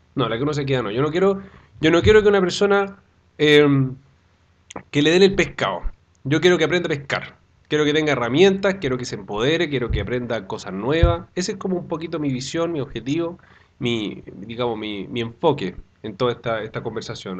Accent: Chillán, Ñuble, Chile; moved away as an adult; now in Santiago, Chile; yo soy oriundo de Chillán

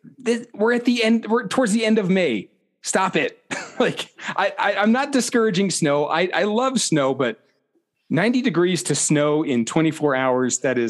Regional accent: New Mexico, United States; now in Colorado, United States; I love just keeping tabs on my home state there.

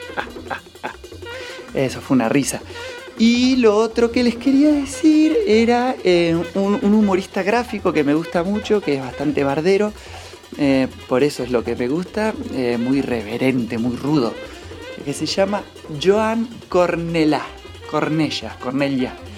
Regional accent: Cipolletti, Río Negro, Argentina; now in Junín de los Andes, Argentina; Yo nací en Cipoletti y hoy vivo en Junín de los Andes

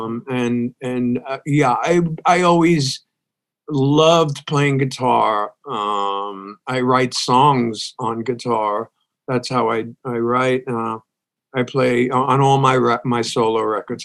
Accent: New York City, New York, United States; moved away as an adult; also born or lived in Brooklyn, New York; now in Texas, United States; I moved out, my family moved out to Staten Island.

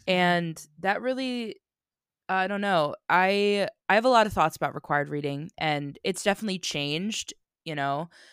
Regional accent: United States; I'm obnoxiously American

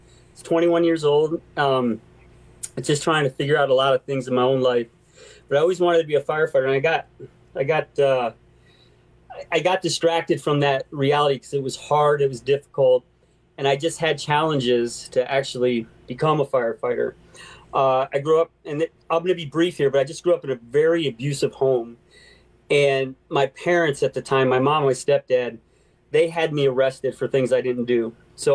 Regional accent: Deerfield Beach, Florida, United States; I grew up in Florida for a little while. I moved all over, but Deerfield Beach.

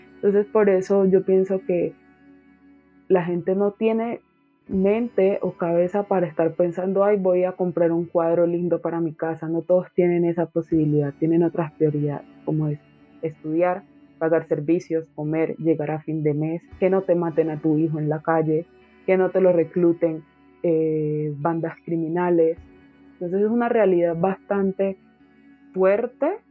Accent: Quibdó, Chocó, Colombia; en el Chocó en Quibdó, pues que es como la, capital que fue donde yo nací, crecí todo

